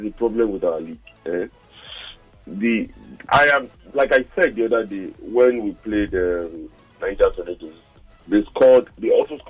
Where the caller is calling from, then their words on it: Maryland, United States; I'm calling from Maryland.